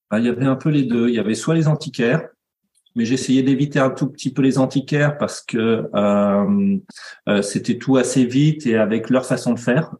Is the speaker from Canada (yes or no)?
no; Nantes, Pays de la Loire, France; je suis nantais